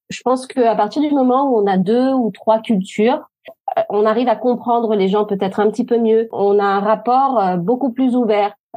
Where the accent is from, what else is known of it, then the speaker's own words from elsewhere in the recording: France; moved away as an adult; now in Sweden; en tant que française